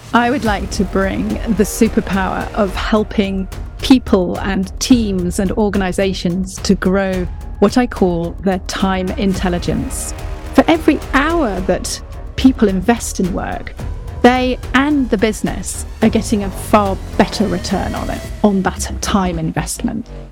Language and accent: English; United Kingdom; About as British as they come